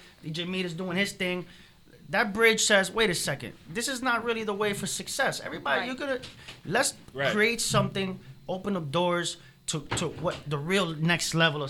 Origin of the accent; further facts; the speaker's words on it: New York City, New York, United States; moved away as an adult; now in Miami, United States; I'm a New York City guy, like I said, right? Mm-hmm. Born and bred in the Bronx.